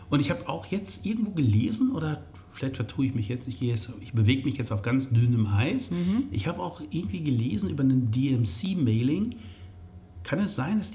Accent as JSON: {"language": "German", "region": "North Rhine-Westphalia", "country": "Germany", "tie": "born or raised there", "lives_now": "Malta", "said": "Wahrscheinlich, weil ich irgendwo dabei Ruhrgebiet Sauerland aufgewachsen bin. Da regnet es fast halt irgendwie ständig."}